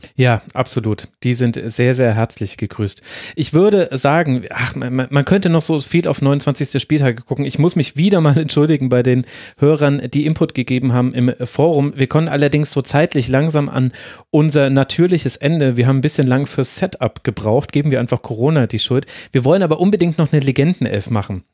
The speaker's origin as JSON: {"language": "German", "town": "Würzburg", "region": "Bavaria", "country": "Germany", "said": "Ich komme ja aus der Würzburger Ecke, also Großraum Würzburg."}